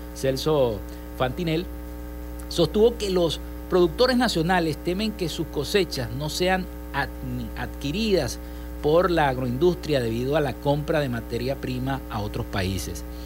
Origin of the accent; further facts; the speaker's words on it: Venezuela; desde nuestro país, desde acá, desde Venezuela